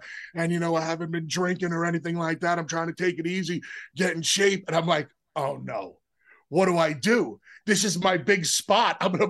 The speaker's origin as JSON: {"language": "English", "region": "Northeast", "country": "United States", "tie": "born or raised there", "said": "as a kid growing up in the Northeast"}